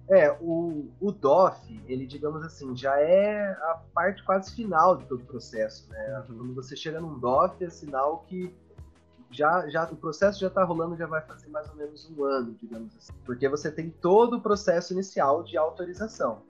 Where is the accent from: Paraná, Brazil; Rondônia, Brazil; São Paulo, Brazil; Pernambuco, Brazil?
Paraná, Brazil; Curitiba; eu sou de Curitiba, estou em Curitiba no momento